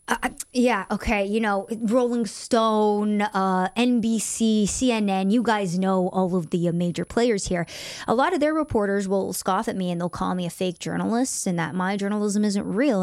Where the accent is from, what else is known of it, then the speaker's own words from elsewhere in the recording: United States; I am American